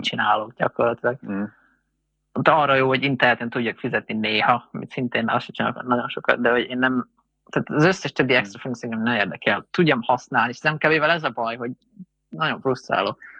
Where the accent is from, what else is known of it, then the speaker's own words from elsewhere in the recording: Hungary; mert magyarok vagyunk